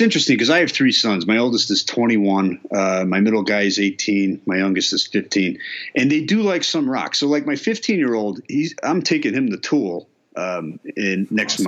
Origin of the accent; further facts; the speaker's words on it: Berwyn, Illinois, United States; I grew up in Berwyn